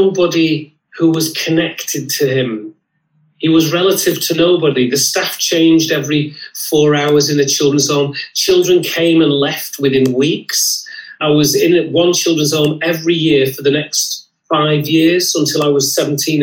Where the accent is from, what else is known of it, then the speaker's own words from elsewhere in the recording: Lancashire, North West England, United Kingdom; I had a brilliant childhood. I grew up in Lancashire.